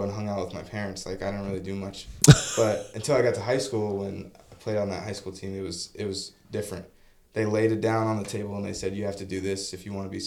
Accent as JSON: {"language": "English", "town": "Boulder City", "region": "Nevada", "country": "United States", "tie": "born or raised there", "also_born_or_lived": "Henderson, Nevada", "said": "we're from Boulder City"}